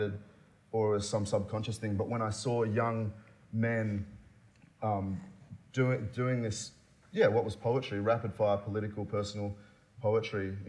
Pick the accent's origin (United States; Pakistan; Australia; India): Australia; I'm Asian Australian, but I'm also Muslim Australian.